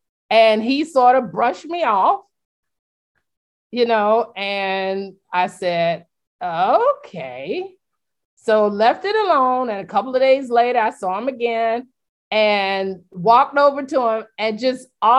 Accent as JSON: {"language": "English", "country": "United States", "said": "I'm from Polk County."}